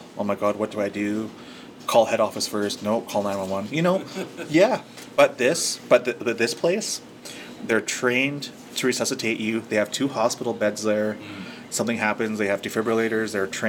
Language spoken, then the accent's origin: English; Saddle Lake, Alberta, Canada; Okay, I've never grew up in Saddle Lake. {S2} Oh, sorry. {S1} But I am from Saddle Lake.